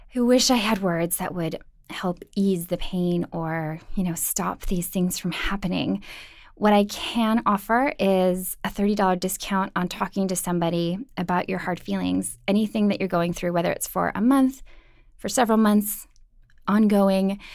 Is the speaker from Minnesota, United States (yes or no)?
yes; Minnesota, United States; Midwest. I'm from Minnesota